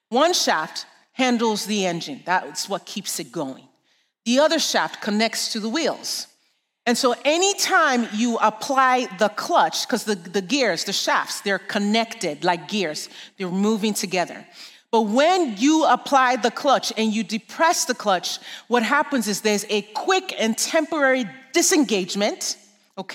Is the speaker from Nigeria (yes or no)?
yes; Nigeria; moved away; I grew up in Nigeria. I'm sure you can hear the accent.